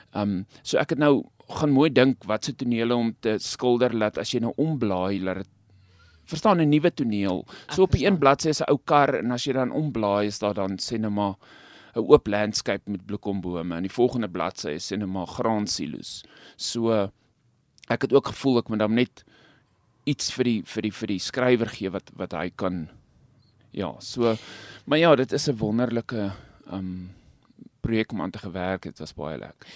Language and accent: Afrikaans; Stella, North West, South Africa; now in Rosendal, South Africa; ek self op die platland groot geword het. Ek kom nie van Rosenhal af, ek kom van 'n klein dorpie met die naam Stella, dis naby nou Vryburg in die Noordwes.